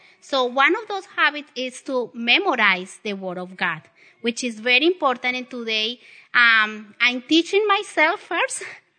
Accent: the South, United States; accent: Southern; you need to get in use with my Southern accent. Very southern.

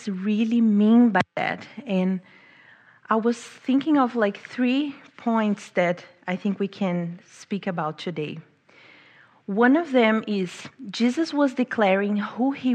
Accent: Brazil; moved away as an adult; also born or lived in England; now in United States; I'm from Brazil

